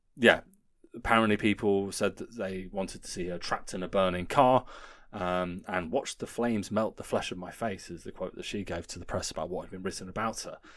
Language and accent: English; Guildford, South East England, United Kingdom; my hometown